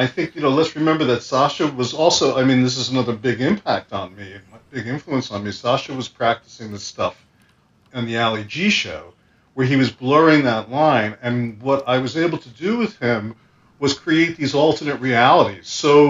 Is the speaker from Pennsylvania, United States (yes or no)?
no; Brooklyn, New York, United States; Yes, Trump Village, yes, down by the end of Brighton Beach in Ocean Park, right near Coney Island.